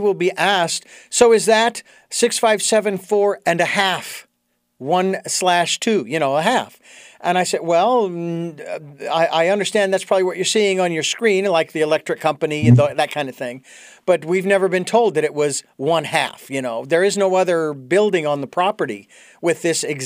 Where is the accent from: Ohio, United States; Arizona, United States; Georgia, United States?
Arizona, United States; Phoenix; I was born in Phoenix, Arizona